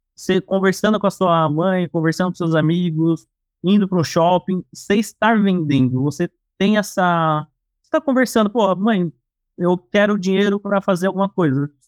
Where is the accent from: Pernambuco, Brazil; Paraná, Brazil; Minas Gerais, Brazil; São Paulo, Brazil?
São Paulo, Brazil; sou aqui de São Paulo